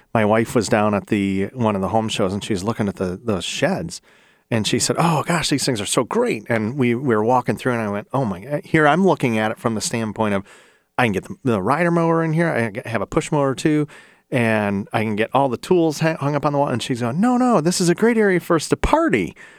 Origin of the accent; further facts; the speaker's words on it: Ohio, United States; I'm from Ohio